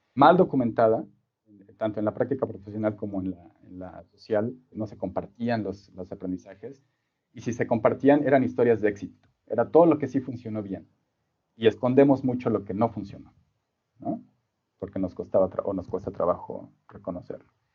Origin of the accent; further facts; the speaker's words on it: Mexico City, Mexico; moved away as an adult; also born or lived in Singapore / Sydney; soy originario de la Ciudad de México